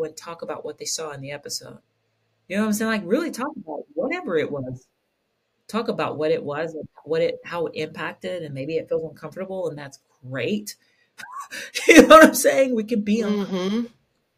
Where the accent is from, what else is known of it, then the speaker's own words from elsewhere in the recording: Kentucky, United States; I was this little queer Black kid growing up in Kentucky